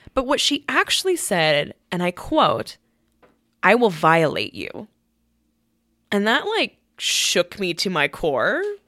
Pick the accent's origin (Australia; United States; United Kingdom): United States; Colorado; my, my brother and I are Korean, and we were raised in Colorado.